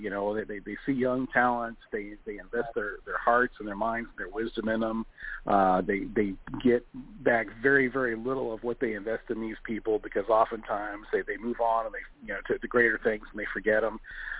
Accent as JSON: {"language": "English", "town": "New Albany", "region": "Indiana", "country": "United States", "tie": "born or raised there", "said": "New Albany, Indiana, which is, I guess, kind of my hometown here in southern Indiana."}